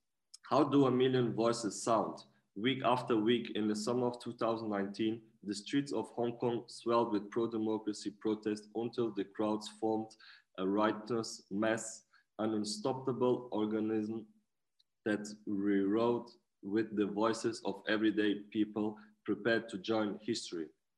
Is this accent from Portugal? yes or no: yes; Portugal; also born or lived in Germany; I'm 29 years old. I was born in Germany and raised in Portugal. And since we are very young, my mom and my family, we used to travel quite a lot.